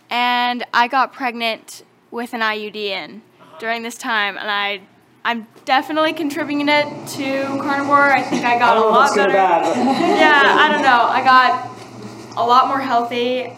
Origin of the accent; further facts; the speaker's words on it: Oregon, United States; I'm from Oregon.